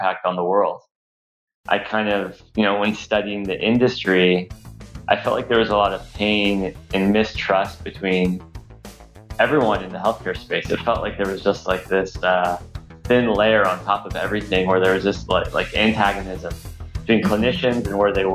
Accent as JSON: {"language": "English", "town": "Los Angeles", "region": "California", "country": "United States", "tie": "born or raised there", "also_born_or_lived": "Boston", "said": "I was born in Los Angeles"}